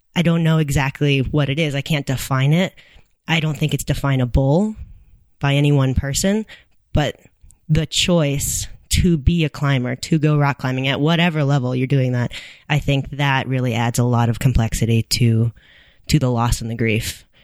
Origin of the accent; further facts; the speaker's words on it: Boulder, Colorado, United States; I have been climbing since I was nine, um, growing up in Boulder.